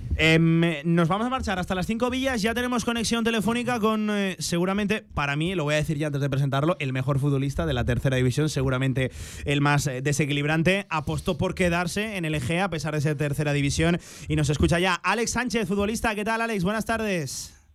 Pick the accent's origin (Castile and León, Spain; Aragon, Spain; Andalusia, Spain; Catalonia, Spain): Aragon, Spain; Alcorisa; sea mi pueblo